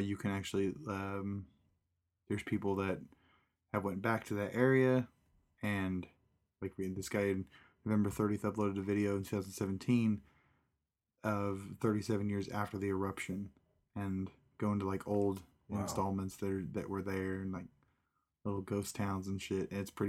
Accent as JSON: {"language": "English", "region": "Kansas", "country": "United States", "said": "She knew I was from Kansas"}